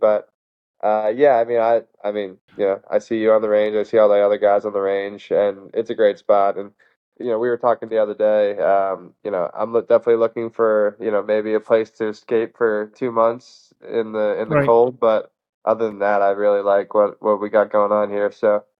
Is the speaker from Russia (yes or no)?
no; Rumson, New Jersey, United States; moved away; also born or lived in Oklahoma; it's in Rumson, New Jersey, which is where I'm from.